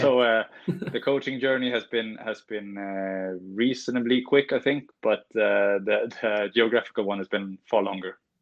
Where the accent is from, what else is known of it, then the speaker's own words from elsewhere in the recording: Norrbotten County, Sweden; also born or lived in Stockholm, Sweden; we moved north when I was eight.